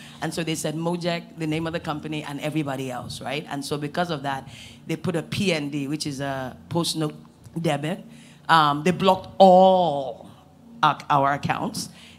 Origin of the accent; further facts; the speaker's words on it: United States; I think one of the biggest things for me was not growing up in Nigeria, right?